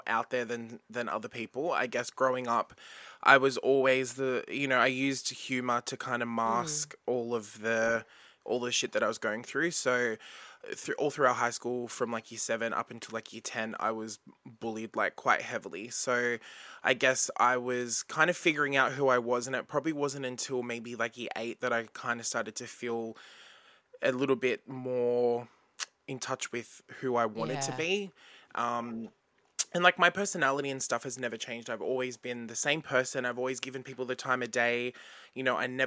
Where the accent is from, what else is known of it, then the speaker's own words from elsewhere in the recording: Bankstown, New South Wales, Australia; growing up in Bankstown